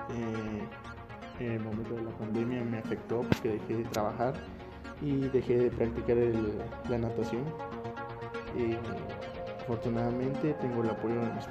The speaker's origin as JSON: {"language": "Spanish", "region": "Totonicapán", "country": "Guatemala", "tie": "born or raised there", "said": "Nací en Guatemala en 1999, del 22 de julio, en la cabecera de Totonicapán. Actualmente estoy viviendo aquí."}